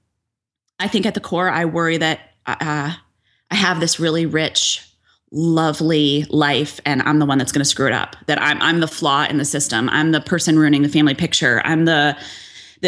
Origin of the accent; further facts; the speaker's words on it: Barrington, United States; I live in my hometown